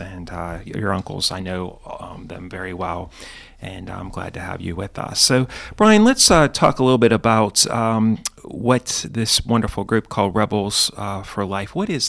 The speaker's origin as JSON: {"language": "English", "town": "Pittsburgh", "region": "Pennsylvania", "country": "United States", "tie": "born or raised there", "said": "not too far from where I grew up in the South Hills."}